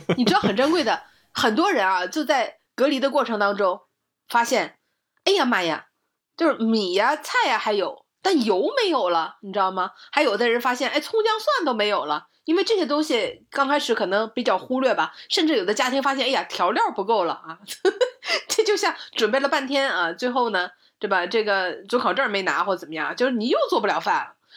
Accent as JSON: {"language": "Chinese", "region": "Northeast China", "country": "China", "tie": "born or raised there", "moved": "yes", "said": "在我小的时候，在我的老家，在东北的十八，十八线的这个小城市里"}